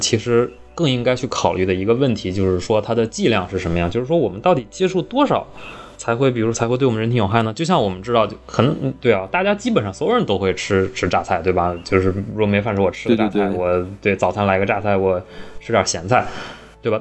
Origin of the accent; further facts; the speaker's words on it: Northeast China, China; 我们东北人